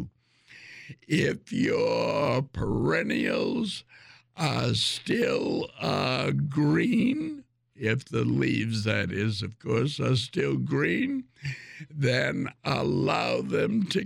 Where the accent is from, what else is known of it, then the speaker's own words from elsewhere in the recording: Ireland; I'm Irish